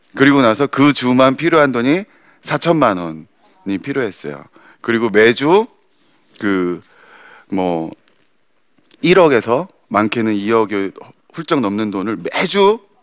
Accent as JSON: {"language": "Korean", "country": "South Korea", "tie": "born or raised there", "said": "왜 한국 땅에서 태어났을까"}